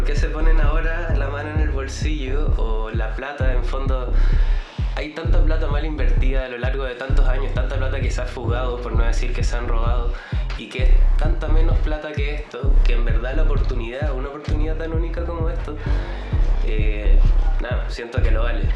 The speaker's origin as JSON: {"language": "Spanish", "country": "Chile", "said": "como buen chileno"}